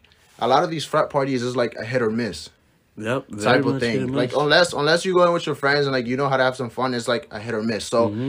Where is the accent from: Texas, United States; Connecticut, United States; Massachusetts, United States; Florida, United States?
Connecticut, United States; Hartford; I come from Hartford, Connecticut. I've been living there for like, since I was 12.